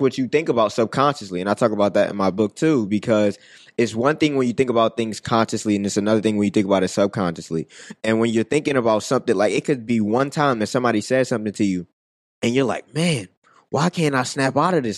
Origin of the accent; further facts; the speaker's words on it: Philadelphia, Pennsylvania, United States; growing up in West Philly